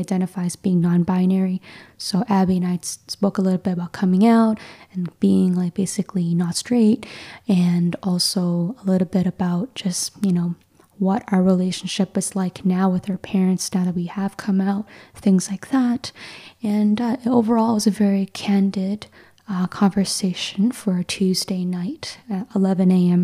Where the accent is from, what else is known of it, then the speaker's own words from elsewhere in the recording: Mississauga, Ontario, Canada; I grew up in like the Toronto area, so suburbia of Mississauga